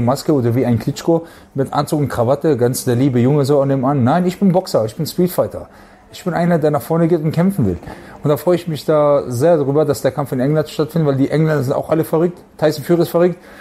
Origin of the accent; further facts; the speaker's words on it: Germany; bei uns zu Hause in Deutschland